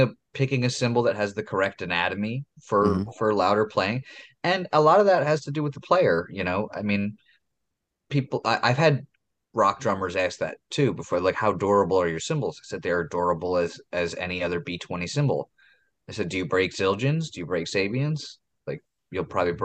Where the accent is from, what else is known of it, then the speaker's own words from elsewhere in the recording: Philadelphia, Pennsylvania, United States; I'm an idiot from Philadelphia.